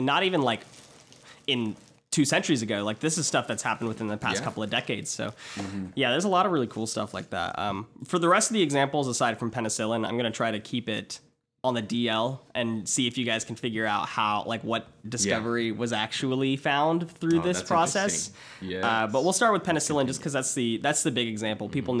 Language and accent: English; Georgia, United States; I'm from Georgia.